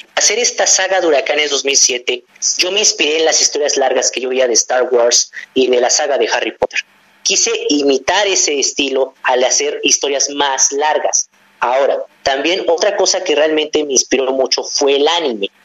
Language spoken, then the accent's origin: Spanish; Mexico; crecí con una gran diversidad de personas y de, cultura que me enseñaron aquí en mi país